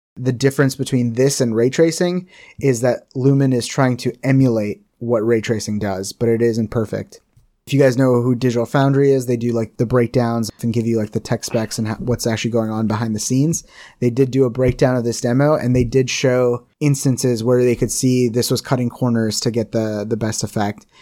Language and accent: English; India; I'm Indian